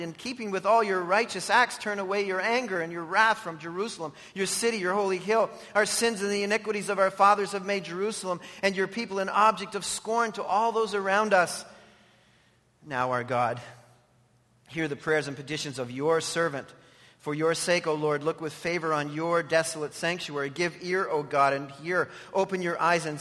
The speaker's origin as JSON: {"language": "English", "country": "Canada"}